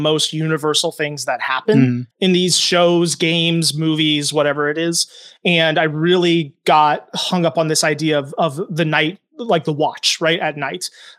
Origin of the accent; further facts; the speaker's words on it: Indiana, United States; also born or lived in New Hampshire; now in Minnesota, United States; I'm from Indiana and New Hampshire, okay, and then ended up in Minnesota in 2014.